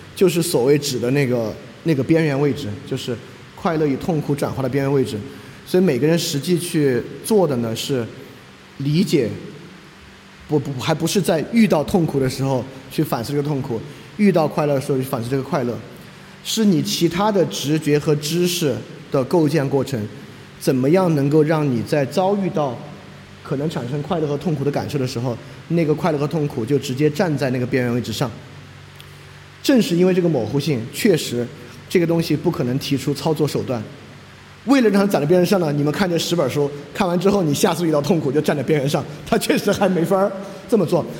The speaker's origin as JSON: {"language": "Chinese", "country": "China", "said": "我也是中国人"}